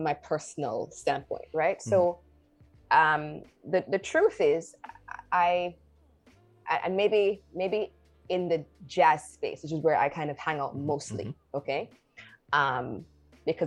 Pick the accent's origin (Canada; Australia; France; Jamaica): Jamaica; I'm a Caribbean person. I grew up in Jamaica.